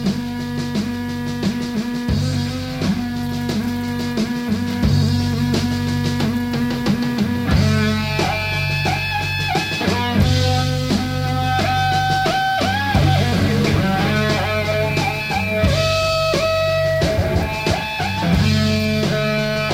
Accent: New York City, New York, United States; moved away; my hometown, New York City

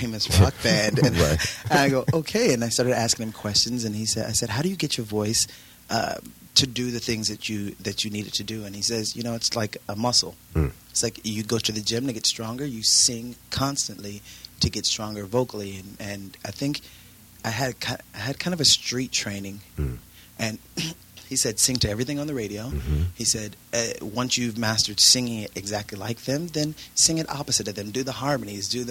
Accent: Los Angeles, California, United States; also born or lived in Houston / New York; Born and raised in Los Angeles, California

